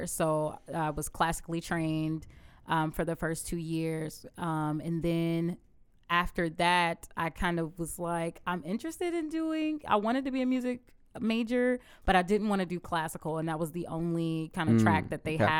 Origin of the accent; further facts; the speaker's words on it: Augusta, Georgia, United States; also born or lived in Atlanta; Atlanta, Georgia. I moved down here to Augusta when I was three years old.